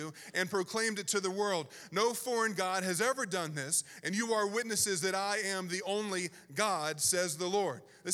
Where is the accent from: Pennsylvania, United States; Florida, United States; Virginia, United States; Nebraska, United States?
Virginia, United States; Southern; moved away as an adult; also born or lived in Pacific Northwest; I grew up born and raised in Southern Virginia